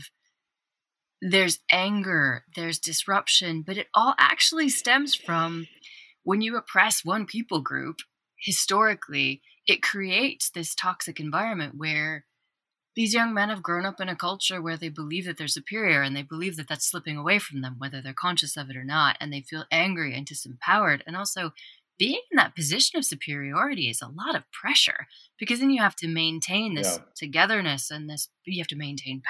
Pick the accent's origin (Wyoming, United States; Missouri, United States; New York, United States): Wyoming, United States; I'm from Wyoming.